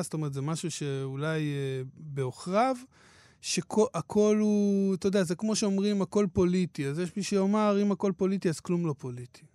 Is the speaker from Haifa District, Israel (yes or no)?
yes; Hadera, Haifa District, Israel; אני כנער בחדרה